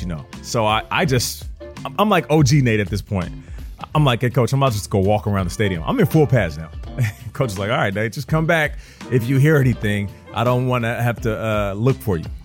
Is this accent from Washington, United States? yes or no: yes; Seattle, Washington, United States; I'm from Seattle